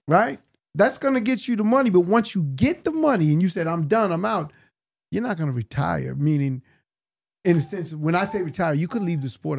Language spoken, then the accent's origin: English; New York City, New York, United States; for all my adolescent years, you know, just growing up in Hollis, Queens